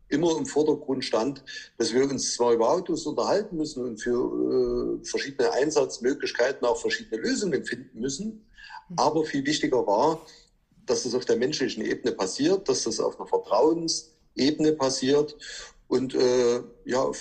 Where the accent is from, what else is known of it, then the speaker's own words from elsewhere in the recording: Chemnitz, Saxony, Germany; Ja, du, ich komme äh, aus Chemnitz. Ich arbeite und wirke in Döbeln, bin 45 Jahre alt